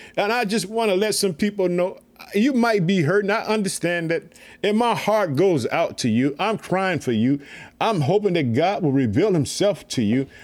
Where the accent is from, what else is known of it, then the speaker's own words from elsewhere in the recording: Illinois, United States; the state of Illinois, my home state.